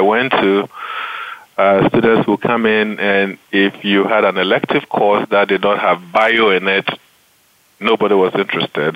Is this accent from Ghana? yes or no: yes; Accra, Greater Accra, Ghana; moved away as an adult; also born or lived in United States; I grew up in Ghana, um, mostly with my grandparents who had immigrated from the northern part of Ghana to settle in Accra, which is the capital of Ghana